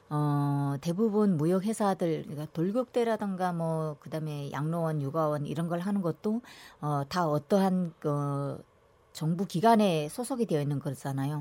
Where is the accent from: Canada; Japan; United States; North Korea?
North Korea; now in South Korea; 저는 또 고향이 북한이잖아요.